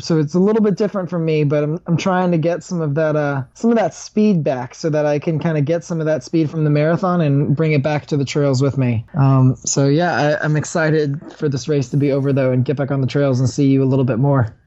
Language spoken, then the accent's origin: English; Huntsville, Alabama, United States; moved away; also born or lived in Birmingham, Alabama; I grew up in Huntsville